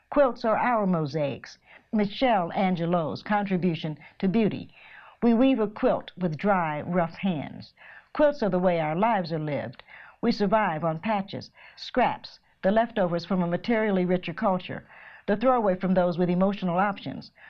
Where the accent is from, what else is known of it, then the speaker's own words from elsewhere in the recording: Knoxville, Tennessee, United States; I'm from Knoxville, so we're only four hours.